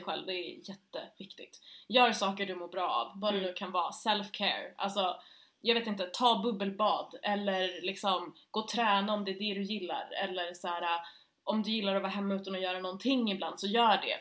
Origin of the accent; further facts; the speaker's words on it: Stockholm, Stockholm County, Sweden; jag är ju född och uppvuxen här i Stockholm, uh, i Östberga i södra Stockholm